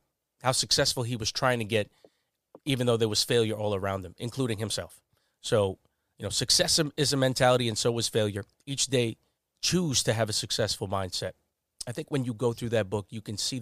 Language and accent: English; Long Island, New York, United States; I was just from Long Island